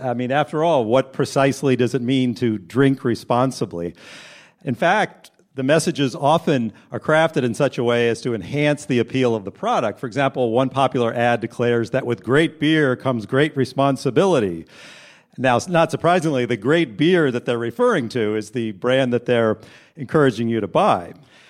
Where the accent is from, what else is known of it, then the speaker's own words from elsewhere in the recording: Indiana, United States; now in Brooklyn, United States; I'm originally from Indiana, and I now reside in Brooklyn